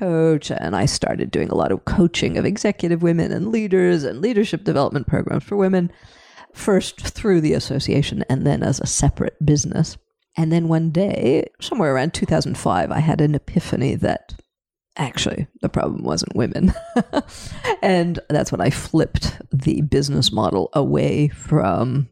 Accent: Canada; moved away as an adult; also born or lived in Paris, France; now in Europe; I was born in Canada, I re-immigrated back at age 20 and have never really left

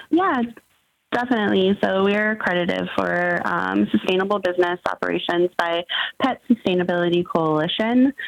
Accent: San Bernardino, California, United States; I grew up in Southern California.

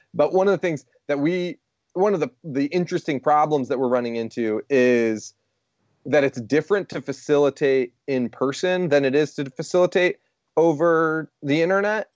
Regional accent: Rochester, New York, United States; we're from Rochester, New York

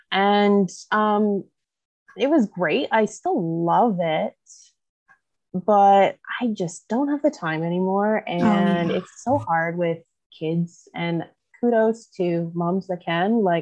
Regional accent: Southwest Manitoba, Canada; also born or lived in Olds, Alberta; I am from Southwest Manitoba.

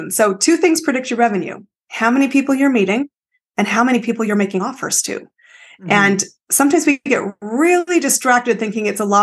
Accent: Canada; I am Canadian, but my story is uh, I've lived in five countries, 30 cities, some more than once.

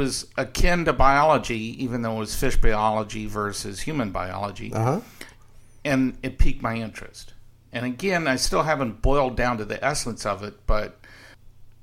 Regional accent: Los Angeles, California, United States; now in Phoenix, United States; I was born and raised in Los Angeles, and it was a megatropolis even back in the 50s

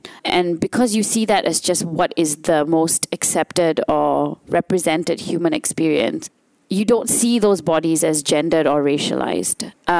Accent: India; I cannot avoid being female, or I do identify as female, and I cannot avoid being Indian, and they're just parts of who I am.

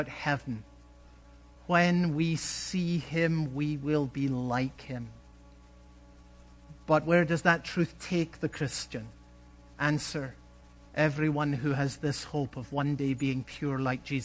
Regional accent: Scotland, United Kingdom; When I was a boy growing up in Scotland

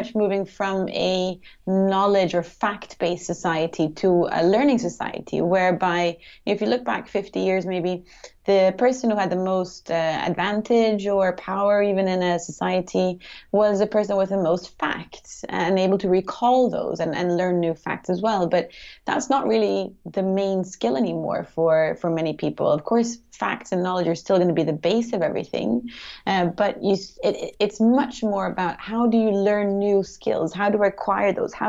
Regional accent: Sweden; also born or lived in United States / China / United Kingdom; I am from Sweden originally, but I lived most of my life abroad. So I grew up in the States when I was younger, and then I went to high school in China, of all places.

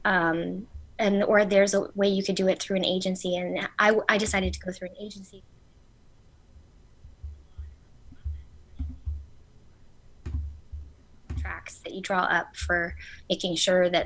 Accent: Sunnyvale, California, United States; I am from Sunnyvale, California, and I was born and raised out here

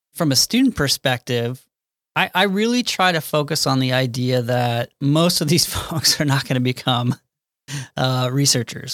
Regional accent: Kansas City, United States; I had to get back to, um, Kansas City, suburb of Kansas City

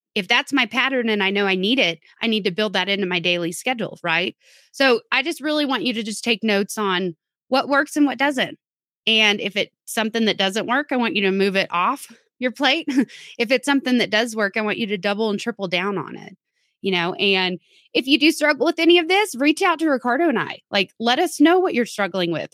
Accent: Texas, United States; I'm from Texas

